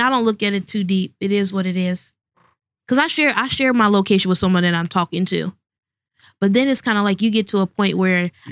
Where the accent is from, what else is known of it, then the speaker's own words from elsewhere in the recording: Evanston, Ohio, United States; I grew up in Evanston